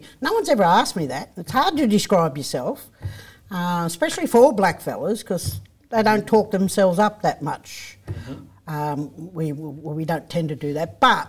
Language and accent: English; Gippsland, Victoria, Australia; I grew up on Gunai Kurnai country, for those who don't know where that is, that's Gippsland.